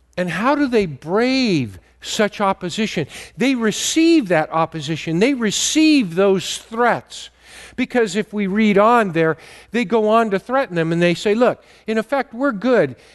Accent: Modesto, California, United States; I grew up in Modesto

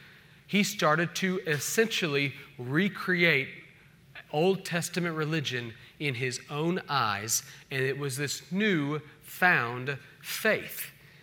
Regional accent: Independence, Missouri, United States; I'm actually from Independence, Missouri

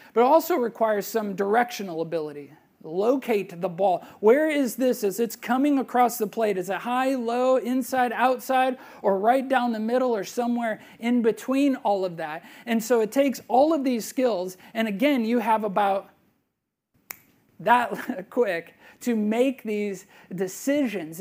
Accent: Wisconsin, United States; moved away; I'm a Brewers fan growing up in Wisconsin

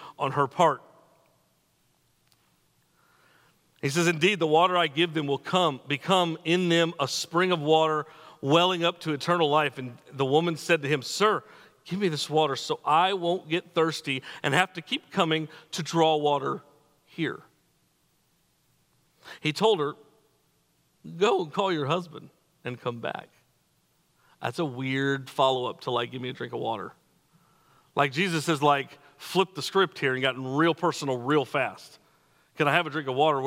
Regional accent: New Mexico, United States; moved away as an adult; I'm from New Mexico

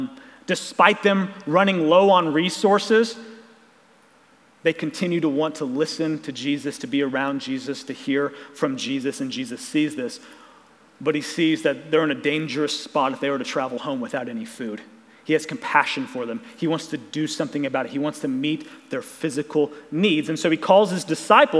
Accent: Ozark, Missouri, United States; I was born and raised in Ozark, and so there's kind of this Southwest Missouri Ozark bubble that I was raised

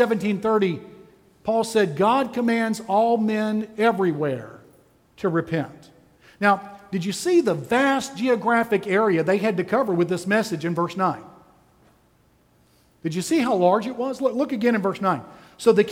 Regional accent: Texas, United States; I'm from Texas

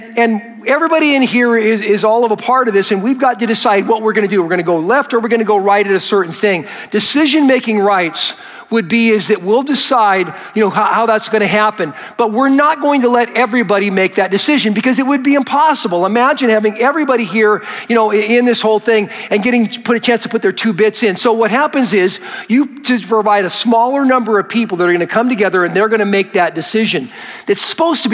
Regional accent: United States; I'm an American

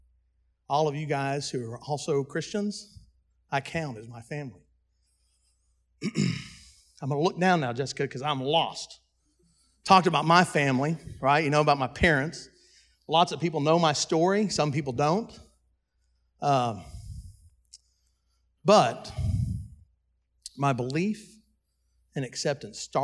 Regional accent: Dallas, Texas, United States; At my birth, I was adopted from Buckner's Adoption Service in Dallas, Texas

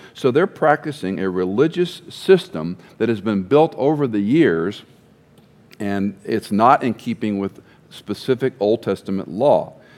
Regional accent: Texas, United States; growing up in Texas

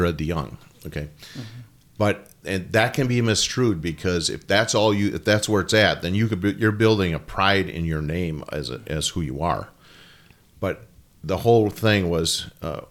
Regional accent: United States; being an American

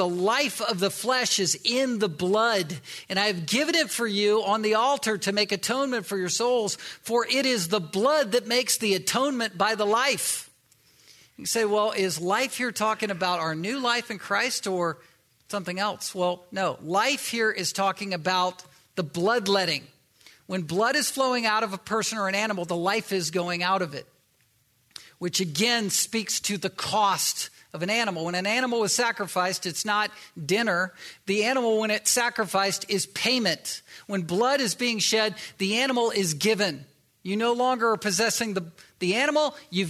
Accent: the South, United States; yeah, I'm from the South originally.

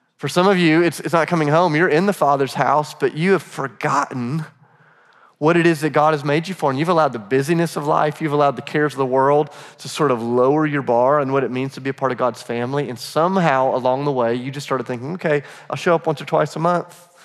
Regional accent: Charleston, South Carolina, United States; moved away as an adult; now in Nashville, United States; I'm from Charleston

